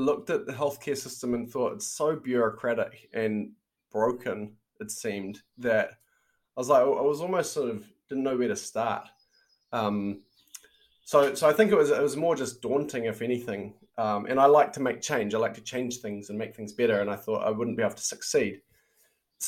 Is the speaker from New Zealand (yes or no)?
yes; New Zealand; born or raised there; moved away as an adult; also born or lived in Silicon Valley, United States